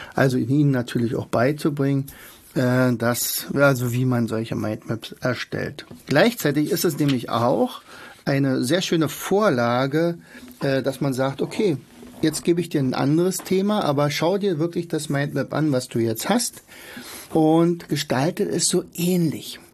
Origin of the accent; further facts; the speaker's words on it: Germany; bei uns in Deutschland